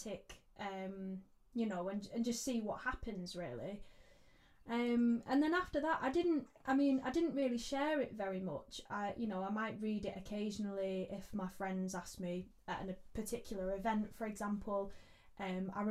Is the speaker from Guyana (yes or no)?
no; Manchester, North West England, United Kingdom; Manchester, my hometown